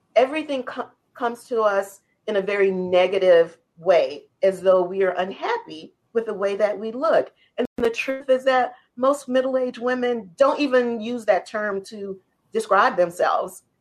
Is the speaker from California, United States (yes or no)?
no; New Orleans, Louisiana, United States; how I was raised in New Orleans